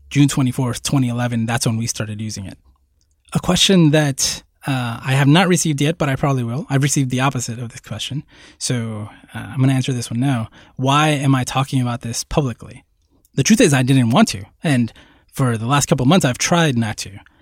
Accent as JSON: {"language": "English", "country": "Puerto Rico", "tie": "born or raised there", "also_born_or_lived": "New York City, United States", "moved": "yes", "said": "I was born in Puerto Rico"}